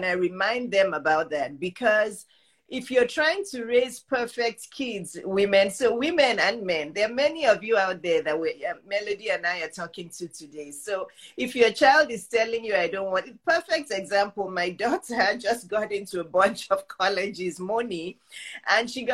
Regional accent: Nigeria; moved away; I grew up in Nigeria

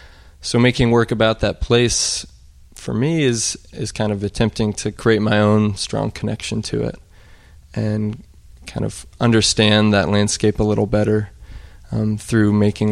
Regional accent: Birney, Montana, United States; also born or lived in Sheridan, Wyoming; Well, I was born in Sheridan, Wyoming, actually, which is just a little ways from Burney, Montana, where my parents have a cattle ranch.

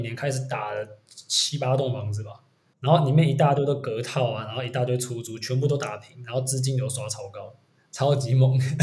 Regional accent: southern Taiwan, Taiwan; now in Taipei, Taiwan; 我是北漂嘛，诶，我们都是北漂。对，我们都是南部人。我是竹漂

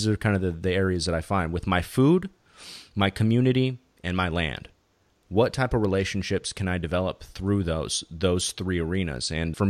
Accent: California, United States; now in Bay Area, United States; I live in the Bay Area right now, and I came from Southern California.

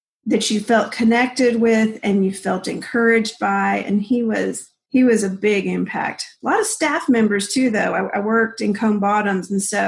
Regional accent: Colombia; So I grew up in Columbia. My parents were Southern Baptist missionaries.

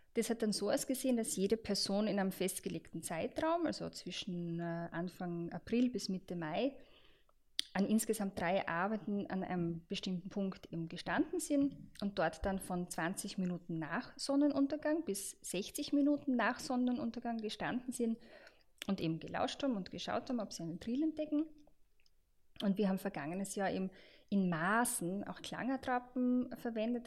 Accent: Austria; bei uns in Österreich

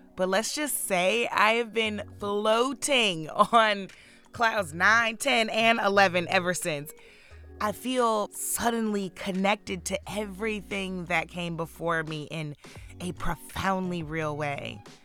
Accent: St. Louis, Missouri, United States; In my hometown

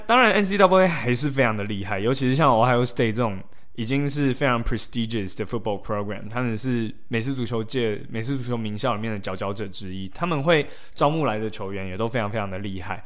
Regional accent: Taiwan; moved away; 然后他当初就问我说：“哎、欸， … 你哪里来的？”我说：“台湾。”

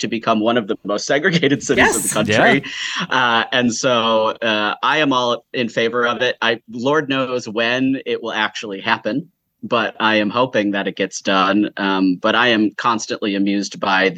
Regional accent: Syracuse, New York, United States; now in Seattle, United States; I grew up in Syracuse, New York.

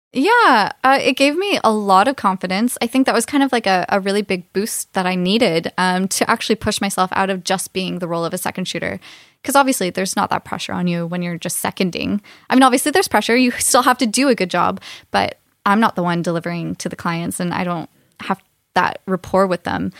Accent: Canada; now in Aberdeen, United Kingdom; I'm originally from Canada, small town Canada

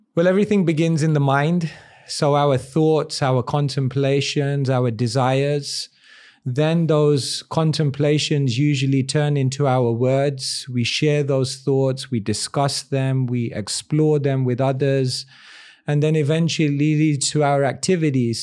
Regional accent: London, United Kingdom; born in London in a place called Wembley. And, uh, quite a multicultural place, lots of different people, lot of Indians as well. And I guess growing up, I had both exposure to the Western world

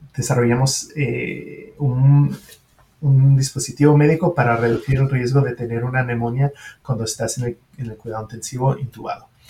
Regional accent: France; first language French; Spanish is a second language; also born or lived in Switzerland; now in United States; Una en Francia, obviamente es, mi lengua materna

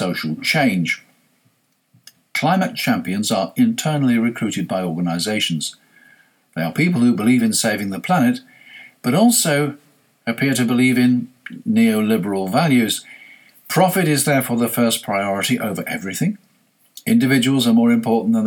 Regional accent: United Kingdom; I'm British

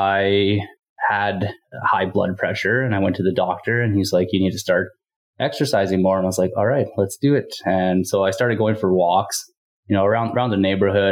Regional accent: Northern Saskatchewan, Canada; also born or lived in Winnipeg; I'm originally from Northern Saskatchewan

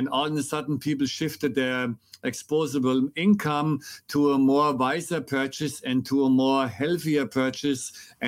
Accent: Germany; accent: German; English is a second language; So I was born and raised in Germany, and I'm sure your audience will enjoy my very strong American accent or German accent.

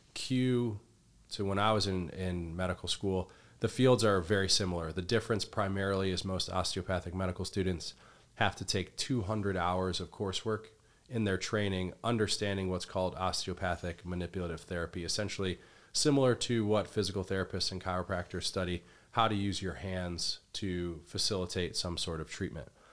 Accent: Midwest, United States; I grew up in the Midwest

